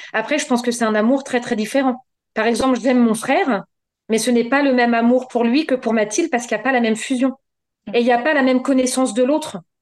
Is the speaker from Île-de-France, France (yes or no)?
no; Normandy, France; je suis normande, j'habite à Tuissignol euh, un petit village dans le département de l'Eure